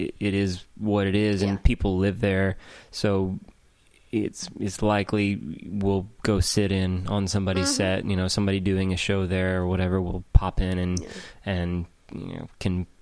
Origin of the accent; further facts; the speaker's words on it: Georgia, United States; now in Nashville, United States; I'm from Georgia